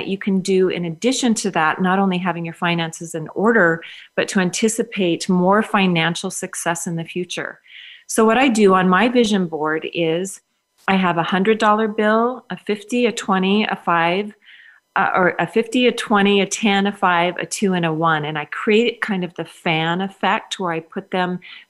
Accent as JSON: {"language": "English", "region": "Minnesota", "country": "United States", "tie": "born or raised there", "said": "I grew up in Minnesota where, of course, we know it's the land of 10,000 lakes."}